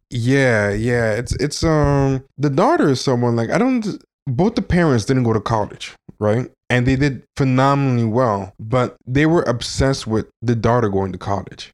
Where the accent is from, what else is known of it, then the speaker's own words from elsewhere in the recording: Long Island, New York, United States; I spent some time growing up in Long Island